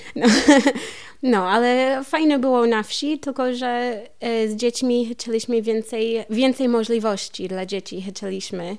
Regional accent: Columbia, Missouri, United States; Polish is a second language; moved away as an adult; also born or lived in California / Masuria, Poland; now in Wrocław, Poland; U nas w Kolumbii są lasy trochę

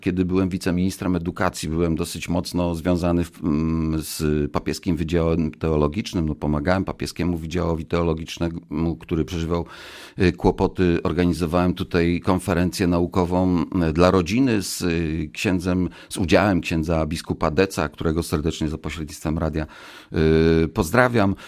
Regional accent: Wambierzyce, Lower Silesian Voivodeship, Poland; Tutaj, tutaj się urodziłem, w województwie dolnośląskim, dawnym Wałbrzyskim, bo to, to dawne województwo wałbrzyskie, powiat kłodzki, miejscowość Wambierzyce, y, gmina Radków

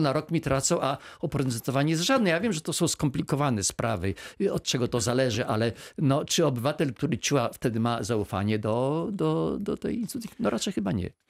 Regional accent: Izera Foothills, Lower Silesian Voivodeship, Poland; ja się wychowałem na Pogórzu Izerskim w latach 70.

